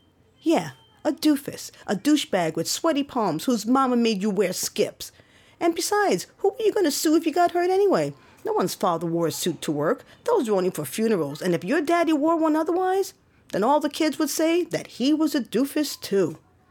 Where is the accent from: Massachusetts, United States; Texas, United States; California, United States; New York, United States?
New York, United States; New York City; I've lived my entire life on the lip of the volcano. I'm a New Yorker.